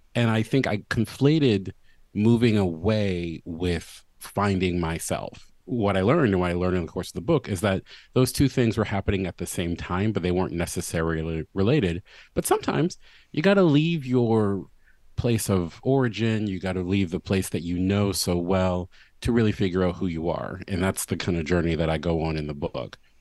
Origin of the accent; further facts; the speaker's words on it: Baltimore, Maryland, United States; moved away as an adult; my hometown